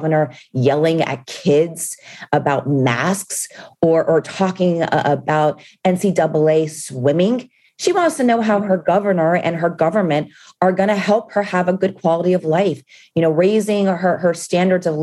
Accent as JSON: {"language": "English", "town": "Miami", "region": "Florida", "country": "United States", "tie": "born or raised there", "said": "I was born and raised in Miami"}